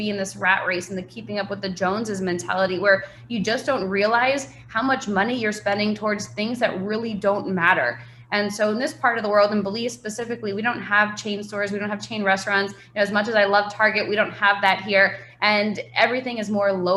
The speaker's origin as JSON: {"language": "English", "region": "New York", "country": "United States", "tie": "born or raised there", "moved": "as an adult", "said": "I grew up in New York and grew up skiing"}